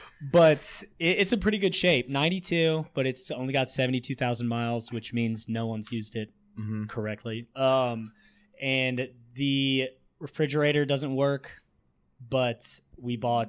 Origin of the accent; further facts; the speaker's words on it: Springfield, Illinois, United States; I'm from Springfield, Illinois